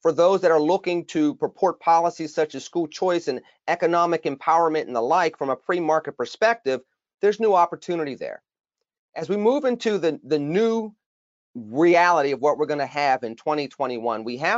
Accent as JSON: {"language": "English", "town": "Pittsburgh", "region": "Pennsylvania", "country": "United States", "tie": "born or raised there", "said": "my hometown of Pittsburgh"}